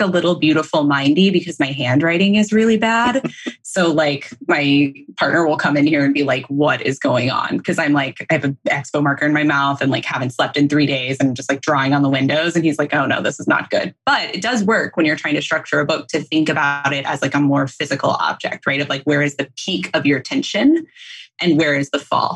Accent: North Texas, United States; So I grew up in North Texas, like CJ

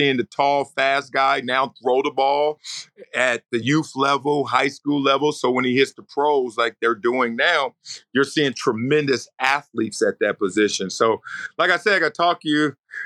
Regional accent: Compton, California, United States; I'm a kid from a bad neighborhood. I'm from Compton. I'm from South Central

